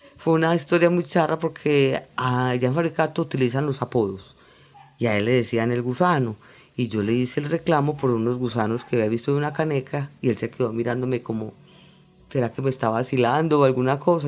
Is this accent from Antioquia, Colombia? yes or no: yes; Bello, Antioquia, Colombia; Vivo en Bello, y nací y crecí realmente pues en Bellú, en el barrio del Congolo.